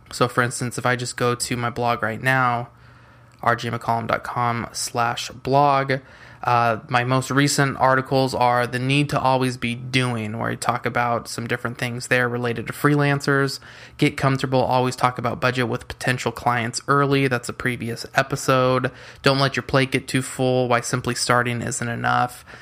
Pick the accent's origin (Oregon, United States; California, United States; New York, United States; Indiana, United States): California, United States; San Diego; I'm from San Diego, California